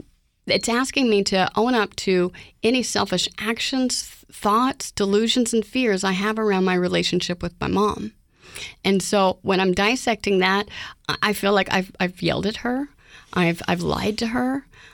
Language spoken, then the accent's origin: English; Oklahoma, United States; now in Houston, United States; Growing up in Oklahoma